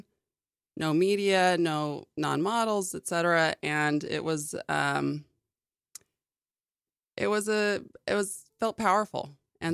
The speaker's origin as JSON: {"language": "English", "town": "Vancouver", "region": "British Columbia", "country": "Canada", "tie": "born or raised there", "also_born_or_lived": "Newport Beach, California / Europe / New York City", "moved": "yes", "said": "I moved to Vancouver, Canada. And that's mostly where I grew up."}